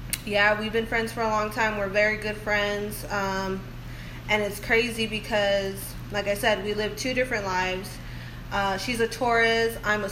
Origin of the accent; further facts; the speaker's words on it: Phoenix, Arizona, United States; now in Austin, United States; I'm originally from Arizona. Phoenix, Arizona. And I moved here in 2009.